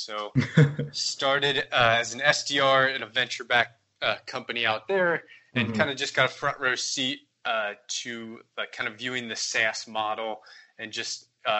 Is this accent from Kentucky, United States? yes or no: yes; Fort Wright, Kentucky, United States; Mitch and I are actually both from the same area in Northern Kentucky, so just across the river from Cincinnati, Ohio.